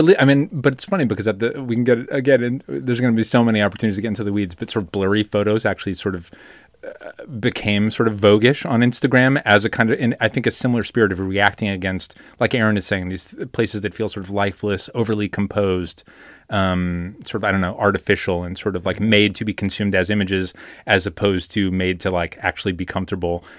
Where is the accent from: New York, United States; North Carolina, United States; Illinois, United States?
New York, United States; I grew up in New York and, uh, you know, a teenager in the nineties.